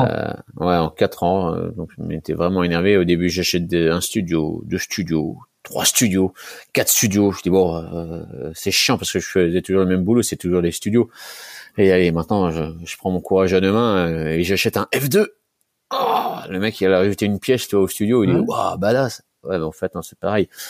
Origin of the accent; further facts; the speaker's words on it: Nancy, Grand Est, France; je suis originaire de Nancy